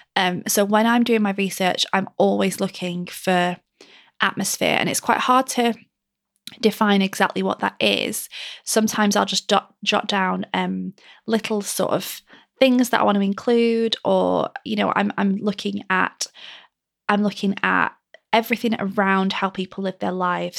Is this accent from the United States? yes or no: no; Lancashire, North West England, United Kingdom; my rainy mill town that I grew up in Lancashire